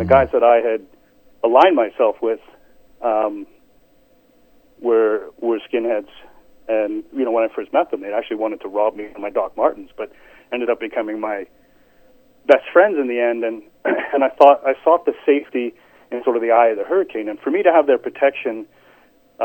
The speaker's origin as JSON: {"language": "English", "region": "England", "country": "United Kingdom", "tie": "born or raised there", "moved": "yes", "said": "I was born in England"}